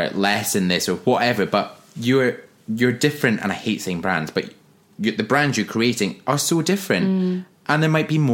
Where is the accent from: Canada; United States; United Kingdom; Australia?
United Kingdom; Forres, Scotland; accent: Scottish; also born or lived in Glasgow; now in London, United Kingdom; I'm from Forres in the northeast of Scotland, 30 miles east of Inverness, between Inverness and Aberdeen